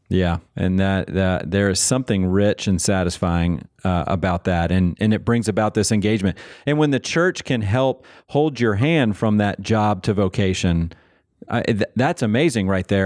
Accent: Manassas, Virginia, United States; I grew up in Manassas, Virginia

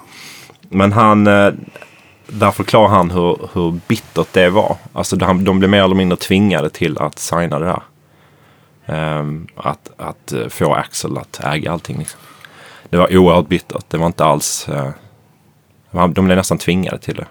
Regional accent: Malmö, Skåne, Sweden; I Malmö, i Limhamn där jag växte upp

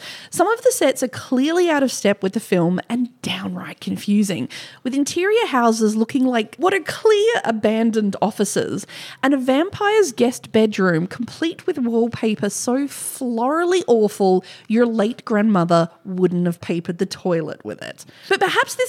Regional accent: Australia; accent: Australian; my Australian accent

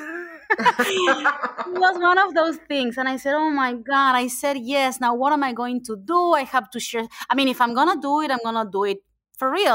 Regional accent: Argentina; English is a second language; moved away as an adult; I am from Argentina, I am an immigrant.

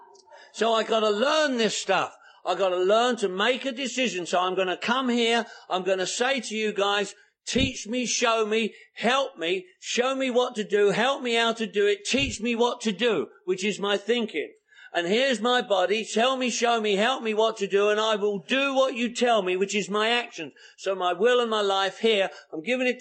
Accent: England, United Kingdom; also born or lived in London; now in United States; I'm English

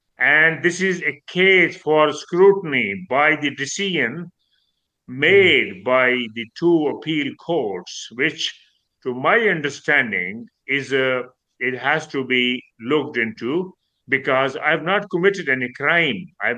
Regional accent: United Kingdom; Being a British, and my children were born here, I'm local, but still I'm considered I'm not from within the community.

